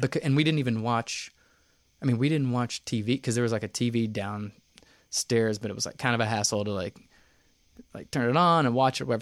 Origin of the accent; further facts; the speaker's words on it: Knoxville, Tennessee, United States; moved away; also born or lived in New York; I grew up in Knoxville, uh, born and raised in Vestal.